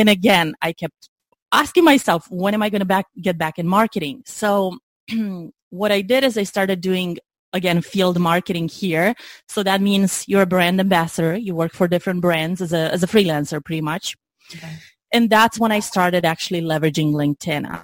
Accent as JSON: {"language": "English", "country": "Romania", "moved": "as an adult", "lives_now": "United States", "said": "I'm originally from Romania, as I mentioned. I moved in the U.S. in 2005, right after graduating college."}